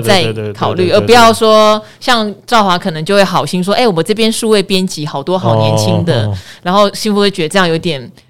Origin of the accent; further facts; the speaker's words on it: Pingtung County, Taiwan; 虽然我是屏东人，应该是喜欢吃蒸的